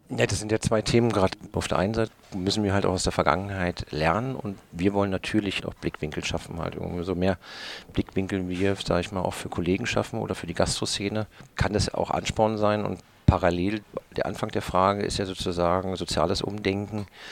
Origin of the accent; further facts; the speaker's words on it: Berlin, Germany; moved away; also born or lived in German coast (Bodden area); Ich bin ja größtenteils in Berlin groß geworden.